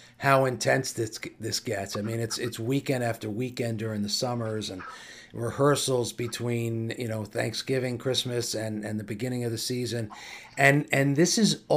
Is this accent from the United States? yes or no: yes; Hawthorne, New Jersey, United States; I'm from Hawthorne, the same town as the Caballeros